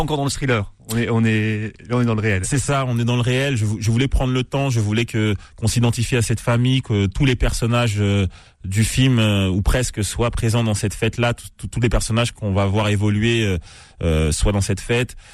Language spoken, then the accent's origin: French; Cergy, Île-de-France, France; j'ai grandi à Cergy dans le 95